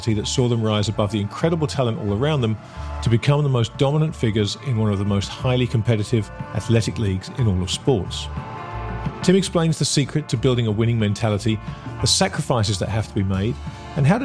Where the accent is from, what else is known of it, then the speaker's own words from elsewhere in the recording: England, United Kingdom; I'm an Englishman with the stiff upper lip problem